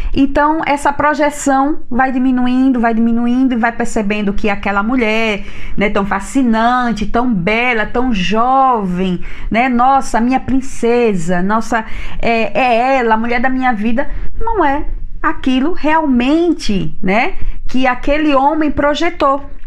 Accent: Maceió, Alagoas, Brazil; Eu venho da cidade de Maceió

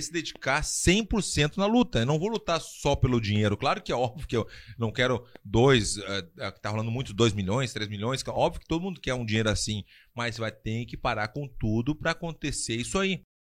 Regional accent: Brazil; moved away; also born or lived in Spain / United States; como brasileiro

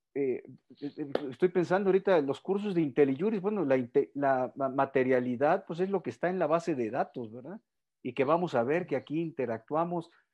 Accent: Culiacán, Sinaloa, Mexico; en Culiacán, ahí andaban en mi tierra natal

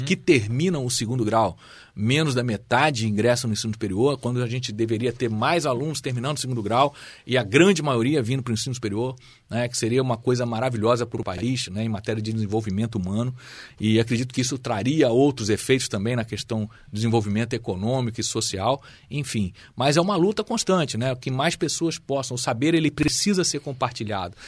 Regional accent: Brazil; como brasileiros

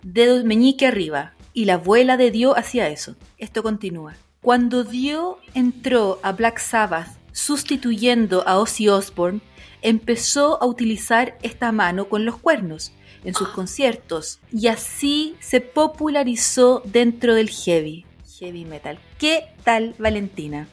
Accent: Chile; accent: Chilean

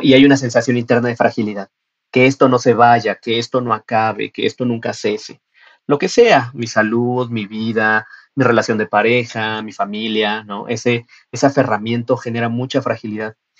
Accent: Mexico; las condiciones de cómo lo tenía yo que estudiar aquí en mi país no eran tan fáciles. Tenía que ir a Ciudad de México

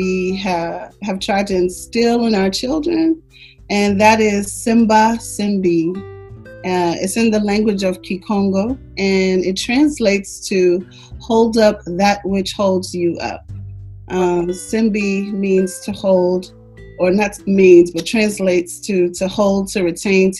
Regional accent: Atlanta, Georgia, United States; now in Brooklyn, United States; we are originally from Atlanta, Georgia, now living in Brooklyn, New York.

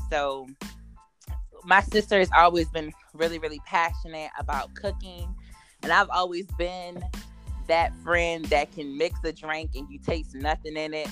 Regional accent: Richmond, Virginia, United States; I am born and raised in the Richmond area

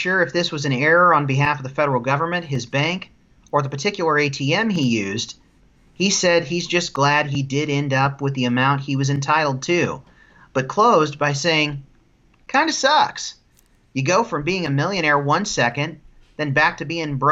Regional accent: Indiana, United States; I'm from Indiana.

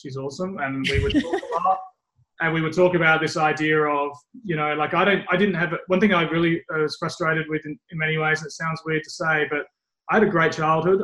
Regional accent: Australia; also born or lived in England; growing up in England and then growing up in Australia, um, very early in England and in Australia, there's nothing at school or high school

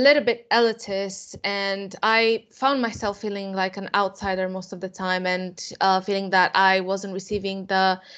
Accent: Romania; moved away as an adult; now in England; I am from Romania, and I came to England to study undergraduate program in architecture at the Bartlett School of Architecture, UCL, in 2015

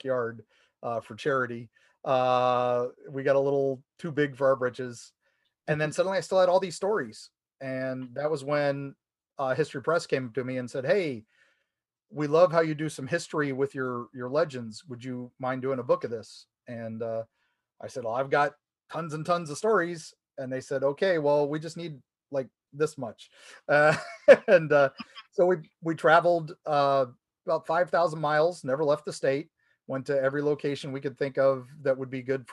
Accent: United States; now in Florida, United States; I grew up in the Ohio, Kentucky, West Virginia area. I was a Beck Hills kid

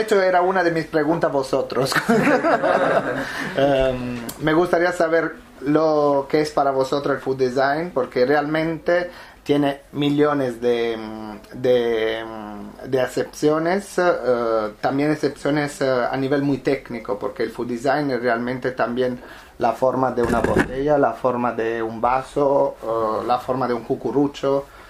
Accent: Apulia, Italy; Spanish is a second language; moved away as an adult; also born or lived in Milan; now in Barcelona, Spain; En Italia lo hacía en Puglia, pero mm, donde nació el proyecto de donde soy yo, que es el sur de Italia

